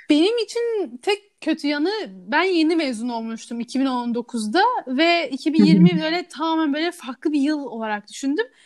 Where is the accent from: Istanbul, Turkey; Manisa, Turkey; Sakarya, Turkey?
Istanbul, Turkey; also born or lived in Canada; Kanada'da doğdum. 5 yaşına orada yaşadım. Sonra bir ailemle bir karar verip İstanbul'a taşındık ve 5 yaşından beri burada yaşıyorum.